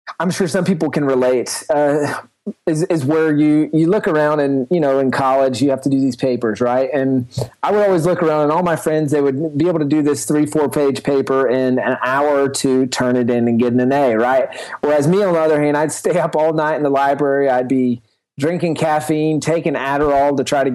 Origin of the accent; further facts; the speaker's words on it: the South, United States; I grew up in the South.